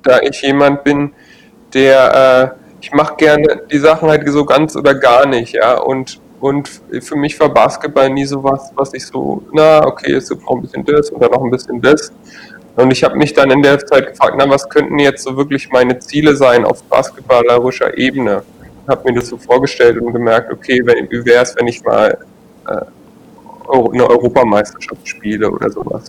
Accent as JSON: {"language": "German", "region": "Berlin", "country": "Germany", "also_born_or_lived": "Trier", "moved": "yes", "said": "ich komme jetzt ja aus Berlin und bin kenne die kenne schon die Großstadt gut"}